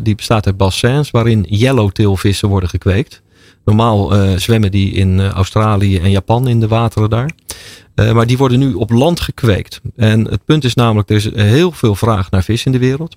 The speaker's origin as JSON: {"language": "Dutch", "town": "Rotterdam", "region": "South Holland", "country": "Netherlands", "tie": "born or raised there", "said": "Ik ben ooit in Rotterdam geboren."}